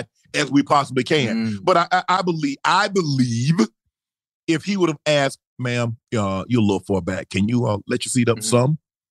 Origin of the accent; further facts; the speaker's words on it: South Georgia, United States; I'm from South Georgia.